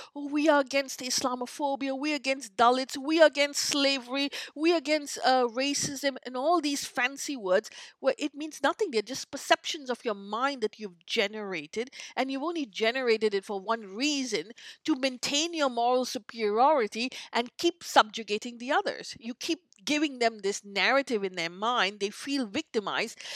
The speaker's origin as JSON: {"language": "English", "country": "India", "tie": "born or raised there", "moved": "yes", "lives_now": "North America", "said": "I grew up in in in India"}